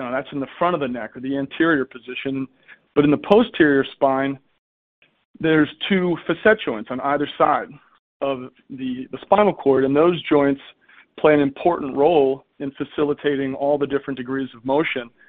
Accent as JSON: {"language": "English", "region": "East Coast", "country": "United States", "tie": "born or raised there", "moved": "as an adult", "lives_now": "San Francisco Bay Area, United States", "said": "I grew up on the East Coast."}